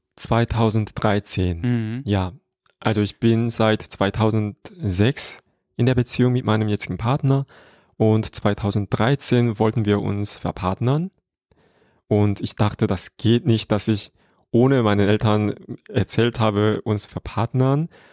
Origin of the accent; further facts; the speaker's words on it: Seoul, South Korea; German is a second language; moved away as an adult; now in Germany; da habe ich wieder in meiner Heimatstadt Seoul gewohnt